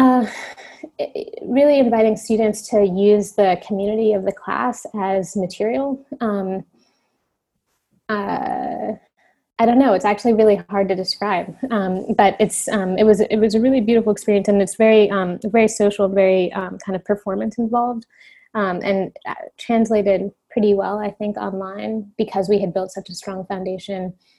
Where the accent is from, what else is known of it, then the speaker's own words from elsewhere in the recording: Cincinnati, Ohio, United States; also born or lived in California; now in Brooklyn, United States; my parents moved to Cincinnati, Ohio within, you know, months after I was born. So I grew up in Cincinnati